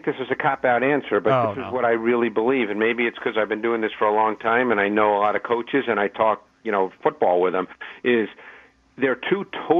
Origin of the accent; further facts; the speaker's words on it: New York City, New York, United States; moved away as an adult; also born or lived in Detroit, Michigan; growing up in New York City